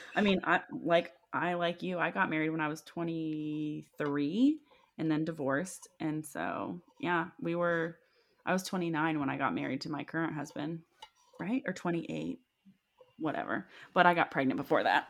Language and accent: English; Milford, Ohio, United States; Milford is part of the Claremont County, which is where I grew up